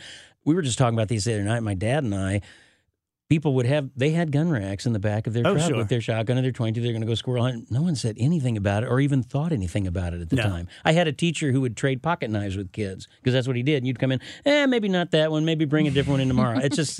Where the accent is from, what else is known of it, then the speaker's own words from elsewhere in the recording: Houston, Missouri, United States; now in St. Louis, United States; I am from Houston, Missouri, south of Rolla, about 45 miles.